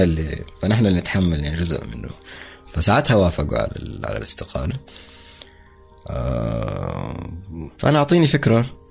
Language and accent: Arabic; Saudi Arabia; نحن لوكلز نحن سعوديين